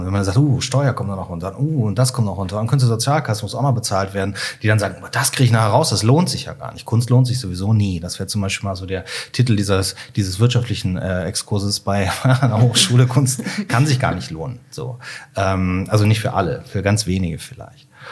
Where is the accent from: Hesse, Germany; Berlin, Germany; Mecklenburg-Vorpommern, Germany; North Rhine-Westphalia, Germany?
North Rhine-Westphalia, Germany; Cologne; formal ich bin Kölner